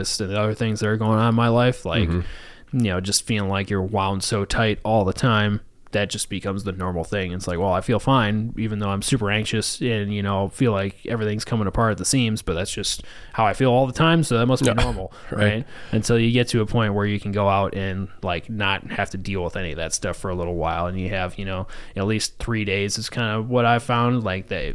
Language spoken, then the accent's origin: English; Saginaw, Michigan, United States; moved away as an adult; now in Milwaukee, United States; my hometown just in Saginaw, just outside Saginaw